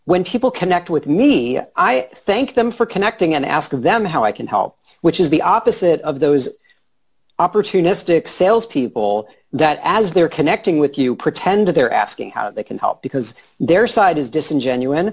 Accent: New York, United States; I'm from New York

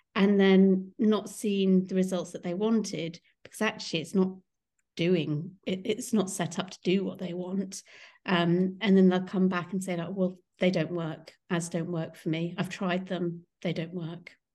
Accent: Kingston upon Thames, London, United Kingdom; I'm from Kingston upon Thames

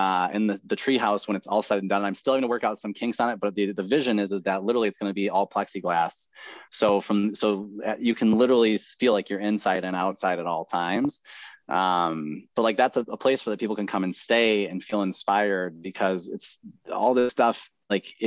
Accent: Midwest, United States; I grew up in the Midwest

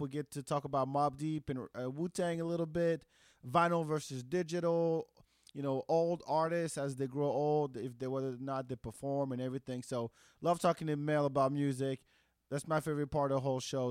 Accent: France; English is a second language; moved away; I growing up in France

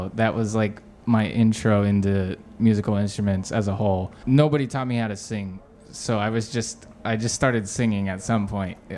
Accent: Hesperia, California, United States; also born or lived in Nashville, Tennessee / Massachusetts; I moved out to this town called Hesperia. It's in the middle of nowhere, desert town in California. And that's where I spent, you know, I went to high school there

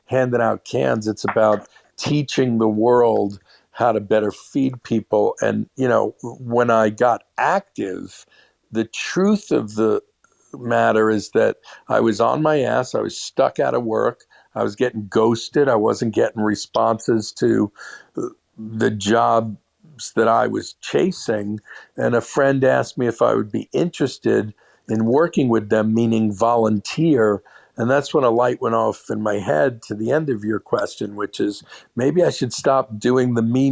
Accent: New York City, New York, United States; I was born and raised a Jew in Brooklyn

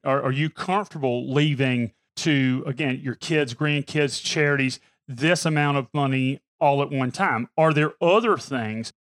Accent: Pamplico, South Carolina, United States; I'm from Pamplico, South Carolina. So anything's a big city to me

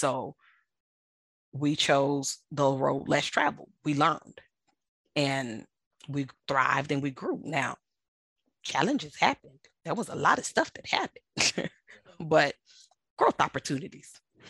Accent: United States; I love being American, and I love my freedom of speech and the freedom of the press

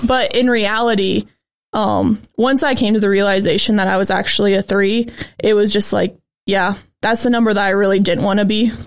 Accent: Goshen, Indiana, United States; I'm from Goshen, Indiana, so right around here

